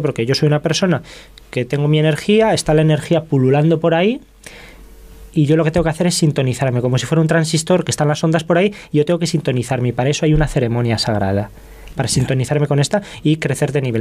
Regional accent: Zamora, Castile and León, Spain; yo que soy de Zamora, Zamora tiene 60.000 habitantes

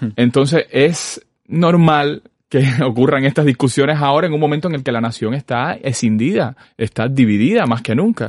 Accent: Sagua la Grande, Villa Clara, Cuba; now in Havana, Cuba; Yo soy de Zaguala Grande

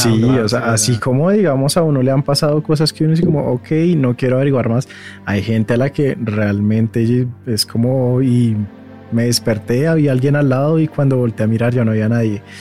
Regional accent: Zipaquirá, Cundinamarca, Colombia; somos de Zipaquirá.

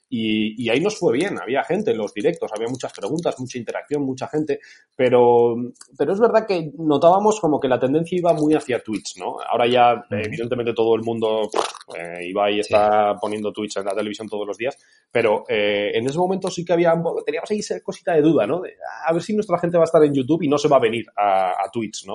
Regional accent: Oña, Castile and León, Spain; yo soy de Burgos

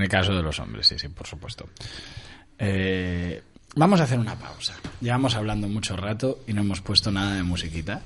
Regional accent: Montevideo, Uruguay; now in Spain; yo nací en Uruguay, en Montevideo, hace muchos años

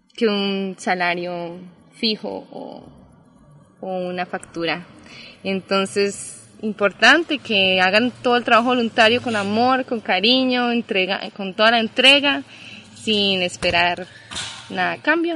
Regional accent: Costa Rica; also born or lived in Colombia; crecimos por acá en Costa Rica

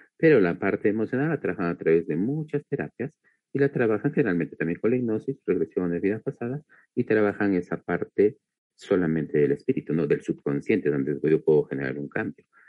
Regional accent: Peru; soy de Perú

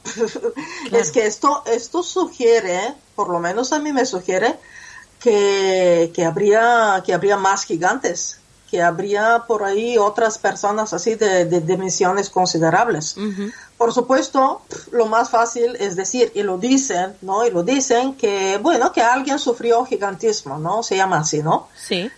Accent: Bulgaria; moved away; mi ciudad natal

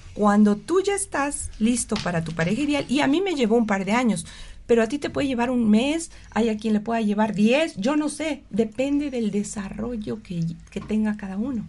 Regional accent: Mexico City, Mexico; moved away; yo soy originalmente del DF

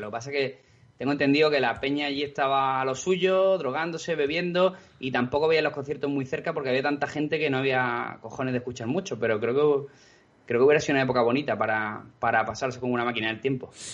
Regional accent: Spain; todos los que somos españoles

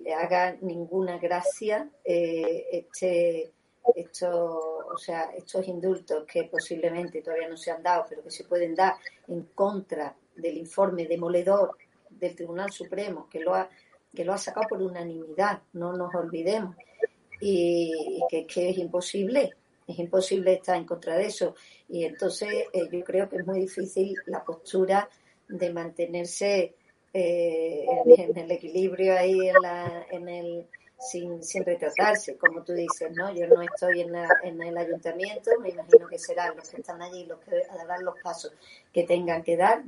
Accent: Seville, Andalusia, Spain; now in Madrid, Spain; Yo soy muy sevillana porque allí he nacido y es mi casa, es mi ciudad

